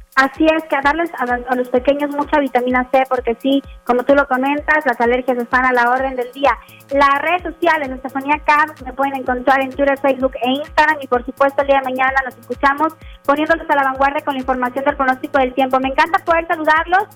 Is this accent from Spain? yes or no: no; Monterrey, Nuevo León, Mexico; como buenos regiomontanos